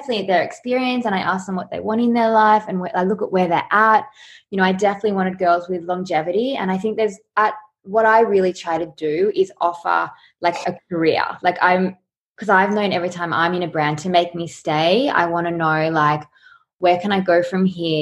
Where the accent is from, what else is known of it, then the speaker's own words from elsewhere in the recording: Sydney, New South Wales, Australia; also born or lived in Los Angeles; now in Byron Bay, Australia; I'm from Sydney, and then I've just lived in Byron over the years.